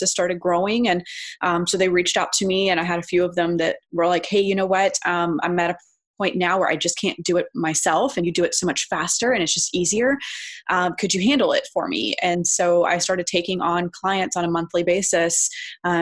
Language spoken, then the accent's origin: English; Texas, United States; now in Phoenix, United States; I'm originally actually from Texas, but I am based here in Phoenix, Arizona